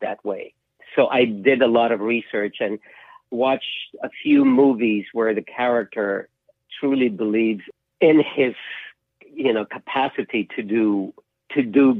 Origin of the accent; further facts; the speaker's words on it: Philippines; moved away as an adult; also born or lived in London; now in United States; Growing up in the Philippines